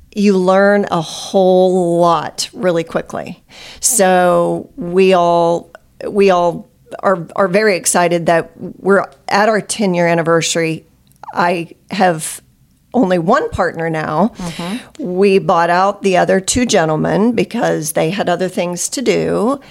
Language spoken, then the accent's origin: English; Nixa, Missouri, United States; I grew up in Nixa, uh, went to high school there and lived there most of my life